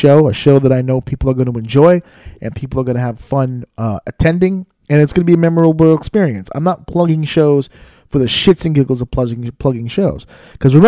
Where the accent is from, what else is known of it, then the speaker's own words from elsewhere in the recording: New York City, New York, United States; my hometown of New York City, where I live and where I raised my son and where I have all of my life right here in New York City